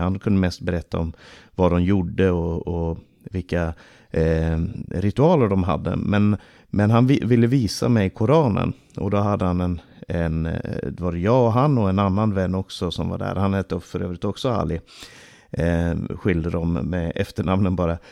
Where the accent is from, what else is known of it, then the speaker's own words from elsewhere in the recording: Stockholm, Stockholm County, Sweden; Under min barndom så bodde vår familj i eh, Rinkeby stora delar av min barndom